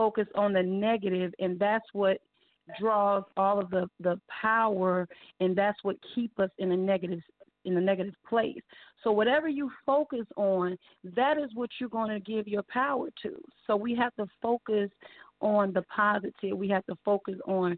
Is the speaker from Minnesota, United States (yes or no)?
no; Austell, Georgia, United States; also born or lived in Newark, New Jersey; I reside here in Austell, Georgia. I've been here since I was 10, so I've been here about 32 years.